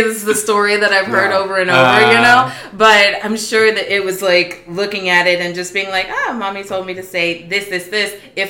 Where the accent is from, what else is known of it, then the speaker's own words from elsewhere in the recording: Houston, Texas, United States; I am from Houston, Texas.